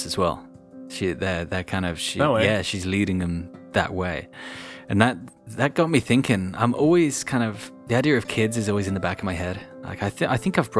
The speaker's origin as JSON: {"language": "English", "region": "England", "country": "United Kingdom", "said": "I'm counting myself as English for this."}